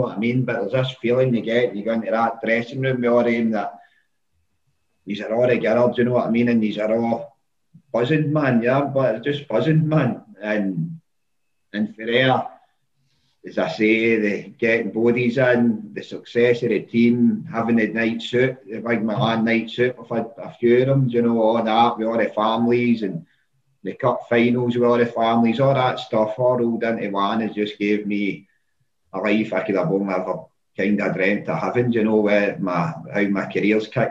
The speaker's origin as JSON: {"language": "English", "town": "Glasgow", "region": "Scotland", "country": "United Kingdom", "tie": "born or raised there", "said": "I'm originally from Maryhill, I came from a completely normal upbringing"}